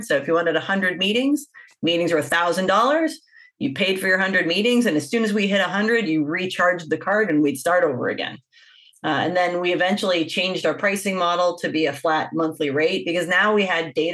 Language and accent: English; Winnipeg, Manitoba, Canada; moved away as an adult; also born or lived in Toronto, Canada; I grew up in Winnipeg, Manitoba.